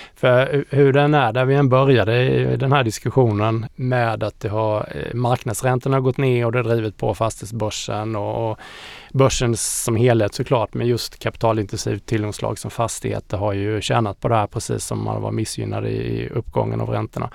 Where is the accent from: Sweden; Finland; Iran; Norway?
Sweden; Småland; also born or lived in Austria; jag är halvösterrikare och halvsmålänning